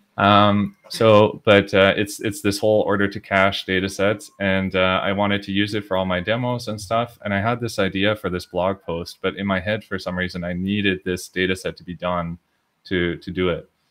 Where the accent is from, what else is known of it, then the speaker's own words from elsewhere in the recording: Edmonton, Alberta, Canada; moved away as an adult; now in Belgium; I'm also from Edmonton, Edmonton Oilers.